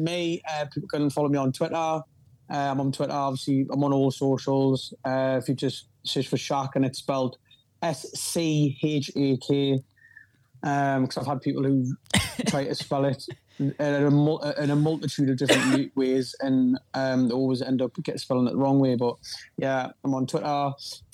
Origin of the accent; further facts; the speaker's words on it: North Shields, North East England, United Kingdom; to be born from here and come from